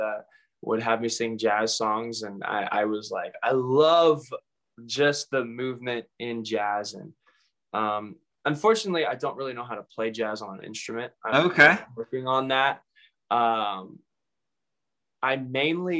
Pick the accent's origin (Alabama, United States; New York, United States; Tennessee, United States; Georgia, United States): Tennessee, United States; Mount Juliet; I grew up here in Mount Juliet pretty much all my life.